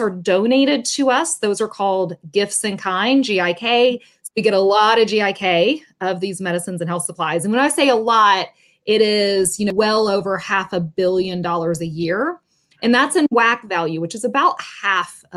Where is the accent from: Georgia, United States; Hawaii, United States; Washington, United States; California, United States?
Georgia, United States; Atlanta; moved away as an adult; now in Tampa, United States; I grew up in the Atlanta area. I now live in Tampa, Florida.